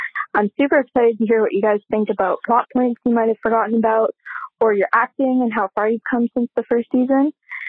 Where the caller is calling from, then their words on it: Vancouver, British Columbia, Canada; I'm calling from Vancouver, Canada.